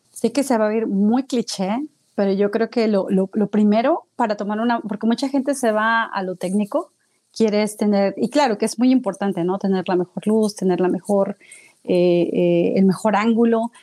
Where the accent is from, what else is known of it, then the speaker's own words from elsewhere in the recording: Mexico City, Mexico; now in United States; yo soy originaria de la Ciudad de México